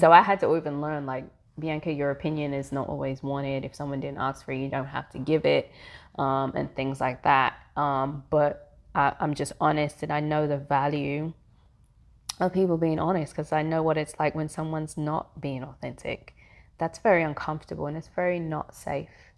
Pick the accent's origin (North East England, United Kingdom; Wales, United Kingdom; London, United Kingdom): London, United Kingdom; moved away as an adult; now in Atlanta, United States; I am born and raised in London, the Caribbean parents, um, and have lived in Atlanta for the past fifteen years